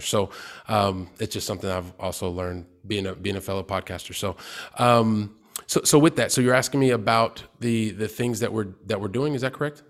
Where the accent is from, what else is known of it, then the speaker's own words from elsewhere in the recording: Columbus, Ohio, United States; moved away; I'm from Columbus, Ohio